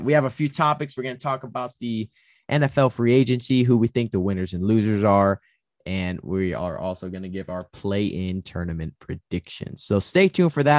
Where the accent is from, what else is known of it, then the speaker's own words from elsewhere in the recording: Bay Area, California, United States; I'm from the Bay Area